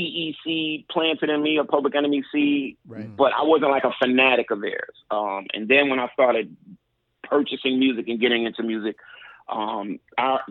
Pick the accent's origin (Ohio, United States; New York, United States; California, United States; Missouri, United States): New York, United States; New York City; now in Philadelphia, United States; I grew up in Brooklyn.